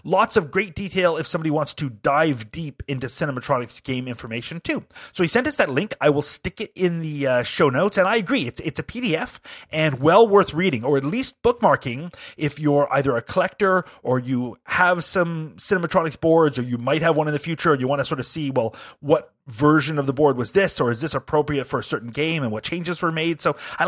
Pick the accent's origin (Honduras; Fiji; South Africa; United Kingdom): United Kingdom; as a Brit